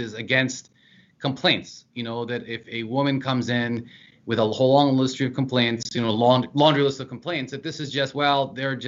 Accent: Eastern Shore of Maryland, United States; moved away as an adult; also born or lived in Washington, D.C.; now in New Jersey, United States; I'm from Southern Maryland, the Eastern Shore, and that very culturally is the South.

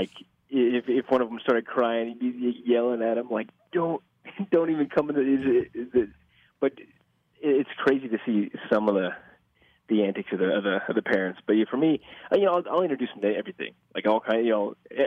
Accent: Omaha, Nebraska, United States; I'm from Omaha

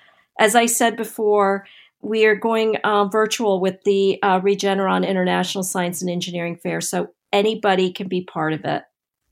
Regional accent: North Carolina, United States; For me, it was also being of my parents being immigrants from India and growing up in Eastern North Carolina as for my whole childhood

